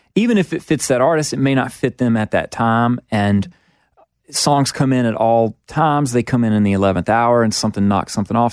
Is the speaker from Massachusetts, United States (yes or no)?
no; Mississippi, United States; growing up in Mississippi